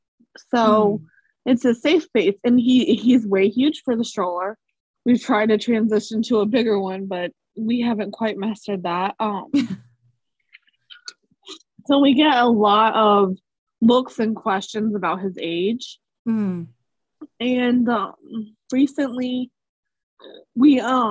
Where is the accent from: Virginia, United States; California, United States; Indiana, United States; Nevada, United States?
Virginia, United States; moved away as an adult; now in South Carolina, United States; we're from Virginia. We just moved to South Carolina